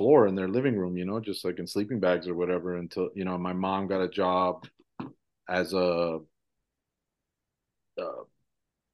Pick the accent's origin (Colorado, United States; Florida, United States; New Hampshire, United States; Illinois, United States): Florida, United States; Kissimmee; first language Spanish; English is a second language; also born or lived in Mexico City, Mexico / Fort Lauderdale; I was born in Mexico City, in Mexico, but came very young to Central Florida.